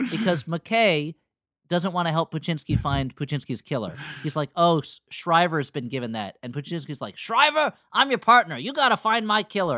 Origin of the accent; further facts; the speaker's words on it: East Coast, United States; Growing up on the East Coast